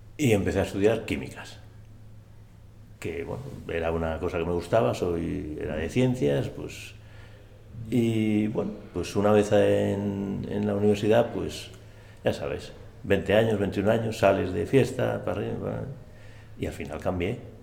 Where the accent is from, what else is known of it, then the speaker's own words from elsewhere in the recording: Astorga, Castile and León, Spain; Mi niñez en Astorga